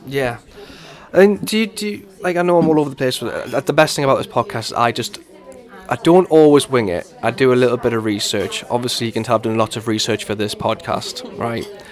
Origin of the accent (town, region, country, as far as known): Newcastle upon Tyne, North East England, United Kingdom; accent: Geordie